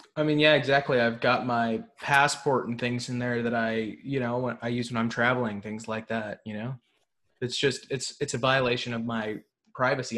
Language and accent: English; Tarrant County, Texas, United States; moved away; I'm from Tarrant County originally